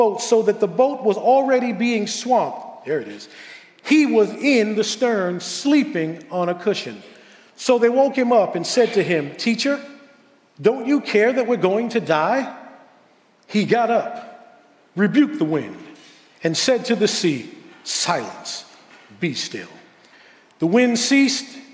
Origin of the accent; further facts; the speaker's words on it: New York City, New York, United States; moved away as an adult; now in West Babylon, United States; I was born and raised in Queens, so I love Queens